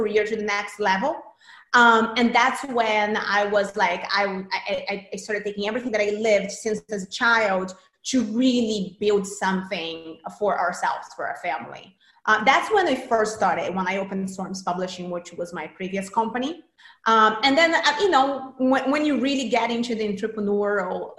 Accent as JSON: {"language": "English", "country": "Brazil", "tie": "born or raised there", "moved": "yes", "said": "I'm from Brazil originally. And in Brazil, I started working as an actress. I was a pretty big child actress in Brazil at 8"}